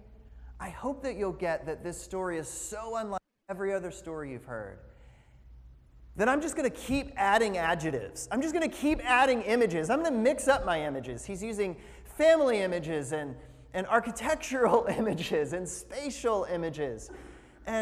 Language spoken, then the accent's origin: English; the South, United States; I found the county in which I was born and where I grew up, because I grew up in the South